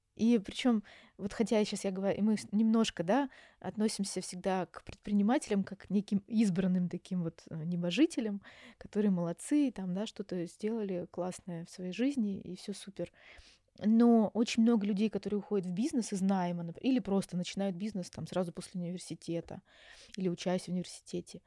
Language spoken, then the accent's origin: Russian; Yaroslavl, Yaroslavl Oblast, Russia; moved away as an adult; also born or lived in Moscow; now in Istanbul, Turkey; я сама родом из Ярославля, закончила наш психфак Ярославский